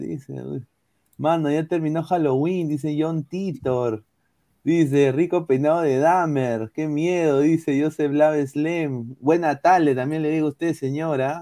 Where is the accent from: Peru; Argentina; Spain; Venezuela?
Peru; soy peruano